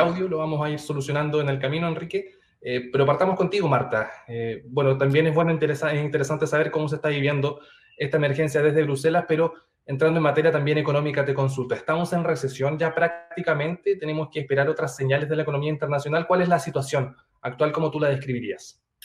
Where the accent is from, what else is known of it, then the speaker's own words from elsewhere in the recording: Chile; como le llamamos aquí en Chile